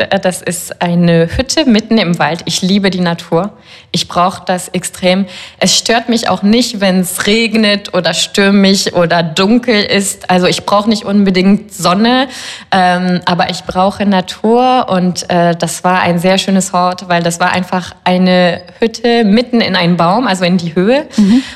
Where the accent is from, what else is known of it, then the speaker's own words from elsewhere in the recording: Paris, Île-de-France, France; ich bin ja Französin